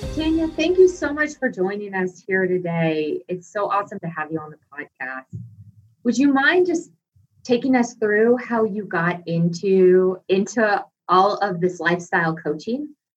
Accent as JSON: {"language": "English", "region": "Texas", "country": "United States", "moved": "yes", "said": "I was from Texas at this time"}